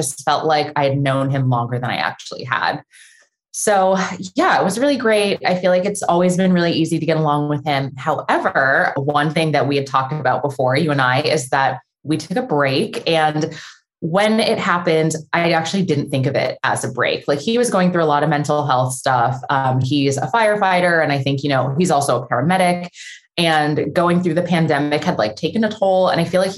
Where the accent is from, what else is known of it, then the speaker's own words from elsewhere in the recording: San Diego, California, United States; moved away as an adult; now in Los Angeles, United States; I live in Los Angeles. I grew up in San Diego, but have been in LA for like 13 years now